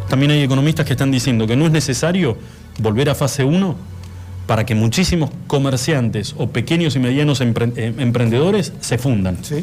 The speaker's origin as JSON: {"language": "Spanish", "country": "Argentina", "said": "nosotros como argentinos"}